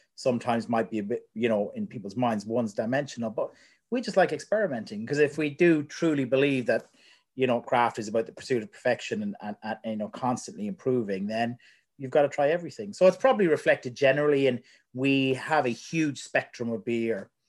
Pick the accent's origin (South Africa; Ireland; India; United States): Ireland; moved away as an adult; also born or lived in United Kingdom; now in New Zealand; Growing up in Ireland